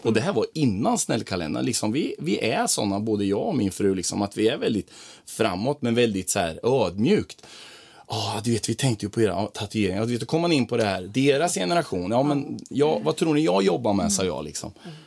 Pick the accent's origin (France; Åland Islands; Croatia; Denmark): Croatia; now in Sweden; nere i mitt hemland i Kroatien där jag är ifrån där hälsar alla på varandra